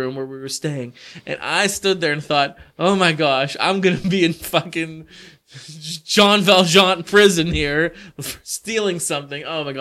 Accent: United States; I'm fucking American

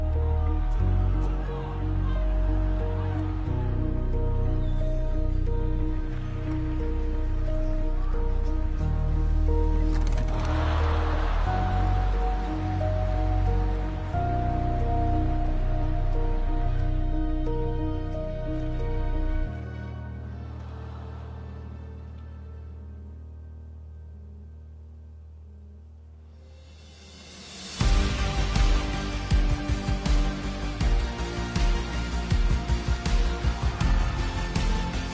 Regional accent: Canada; moved away; I am originally from Canada

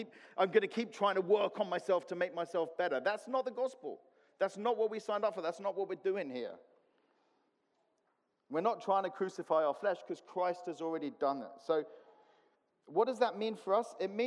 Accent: Cyprus; moved away; I grew up in Cyprus

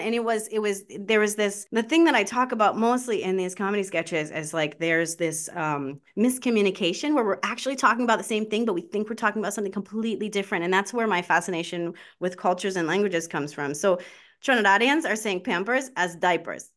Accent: Baltimore, Maryland, United States; I'm from Baltimore, uh, Maryland.

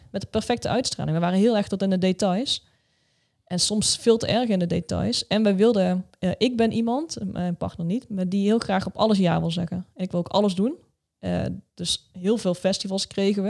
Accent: Netherlands; wij Hollanders

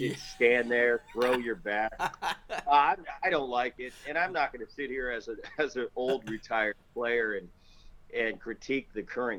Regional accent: New Jersey, United States; also born or lived in Philadelphia; we grew up in Jersey

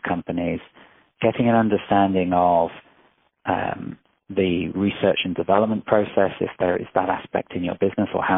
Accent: England, United Kingdom; moved away; also born or lived in Israel; I grew up in England, I spent a lot of my years in Israel

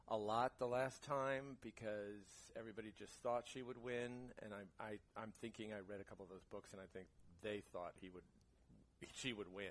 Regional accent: Jersey City, New Jersey, United States; moved away; I was born and raised in New Jersey.

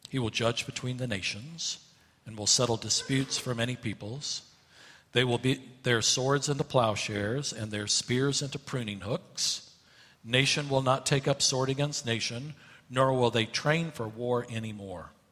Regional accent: Asheville, North Carolina, United States; Uh, I grew up in Asheville, North Carolina, and uh, the mountains there are not huge mountains.

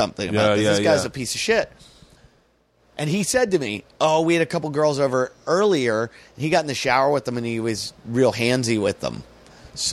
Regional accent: United States; I'm an American

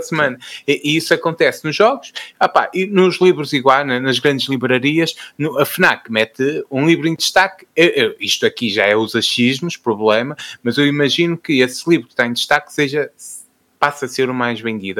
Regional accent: Fafe, Braga, Portugal; sou de Faf

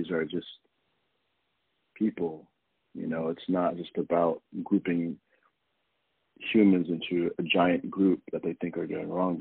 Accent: Arizona, United States; now in Brooklyn, United States; I'm based in Brooklyn, but I'm originally from Arizona

